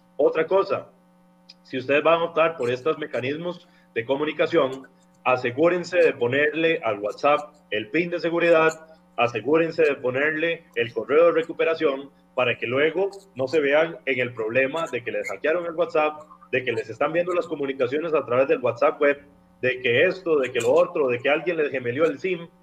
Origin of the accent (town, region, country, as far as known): Costa Rica